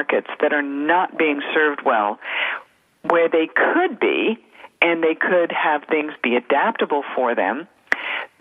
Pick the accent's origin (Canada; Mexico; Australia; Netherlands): Canada; I was born and raised in Canada